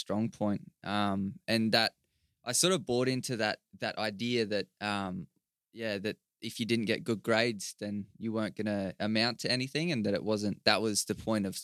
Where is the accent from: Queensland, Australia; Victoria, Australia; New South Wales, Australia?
Queensland, Australia; Toowoomba; moved away as an adult; now in Brisbane, Australia; from Toowoomba originally, and I've only just moved down here to Brisbane in the last couple